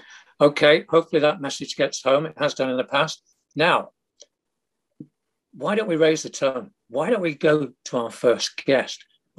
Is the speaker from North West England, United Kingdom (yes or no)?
yes; Manchester, North West England, United Kingdom; my home city of Manchester